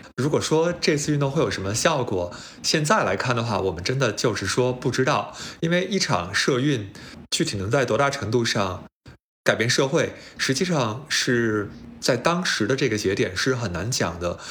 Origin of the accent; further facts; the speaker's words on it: China; moved away as an adult; now in United States; 我们这种成年以后才来到美国读书的人，可能就是我们本身在中国成长的环境里面